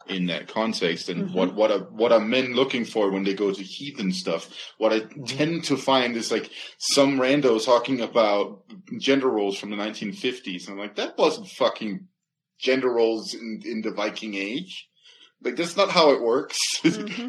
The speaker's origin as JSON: {"language": "English", "country": "Denmark", "tie": "born or raised there", "moved": "yes", "lives_now": "United States", "said": "I'm from Jutland, right? That's where I was born"}